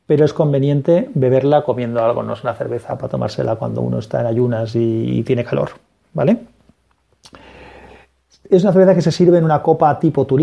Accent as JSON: {"language": "Spanish", "town": "Valencia", "region": "Valencian Community", "country": "Spain", "said": "yo soy de Valencia, en Valencia no, se encuentra, sí en tiendas especializadas"}